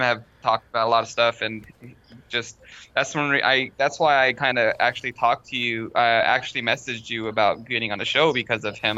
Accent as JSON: {"language": "English", "town": "Long Beach", "region": "California", "country": "United States", "moved": "yes", "said": "I'm from originally from Long Beach"}